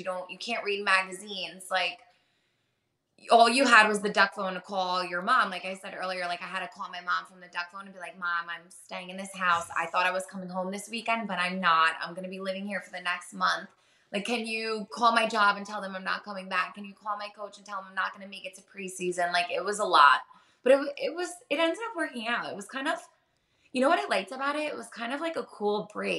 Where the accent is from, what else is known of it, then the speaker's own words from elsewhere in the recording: New Jersey, United States; I always do every summer anyway, because I grew up in Jersey.